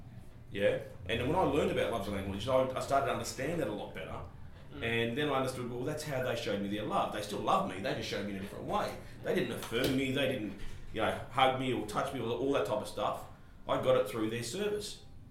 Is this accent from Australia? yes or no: yes; Subiaco, Western Australia, Australia; born there; He's not an import. I'm Australian, mate.